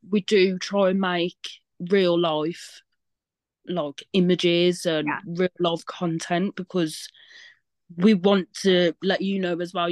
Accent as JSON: {"language": "English", "region": "Wales", "country": "United Kingdom", "said": "Love Irish accent. I'm Welsh."}